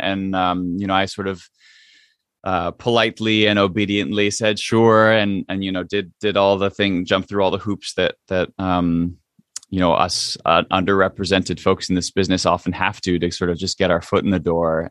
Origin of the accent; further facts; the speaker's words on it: United States; growing up much much, um, more as an, uh, as an American than, than, um, necessarily an Indian